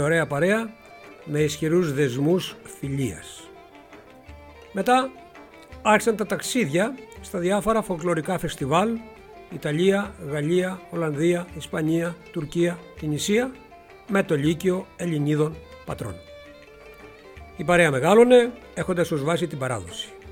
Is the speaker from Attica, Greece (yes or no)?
yes; Megara, Attica, Greece; τους έφερα στα Μέγαρα, στην πόλη μου